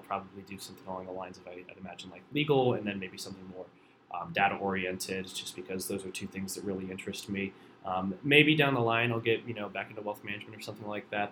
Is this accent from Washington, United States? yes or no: no; Warren, Ohio, United States; My hometown's Warren, Ohio